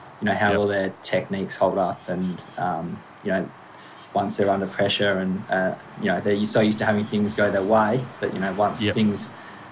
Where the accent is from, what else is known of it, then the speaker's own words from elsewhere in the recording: Bunbury, Western Australia, Australia; also born or lived in Yorkshire; now in Perth, Australia; I'm, you know, super proud to have grown up in Bunbury